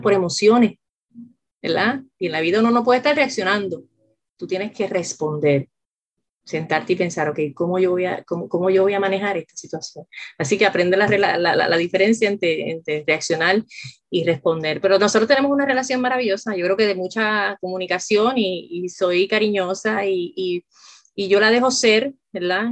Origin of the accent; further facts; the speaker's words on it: Puerto Rico; yo soy puertorriqueña